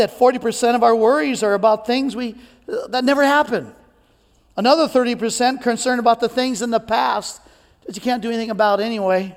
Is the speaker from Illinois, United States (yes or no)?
no; Cajun, Louisiana, United States; I'm Cajun